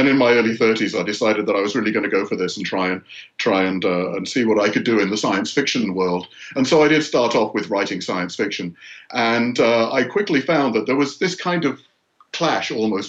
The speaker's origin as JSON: {"language": "English", "area": "north of England", "region": "Yorkshire and the Humber", "country": "United Kingdom", "tie": "born or raised there", "moved": "as an adult", "lives_now": "United States", "said": "I grew up in the north of England in a pretty depressed area of Yorkshire"}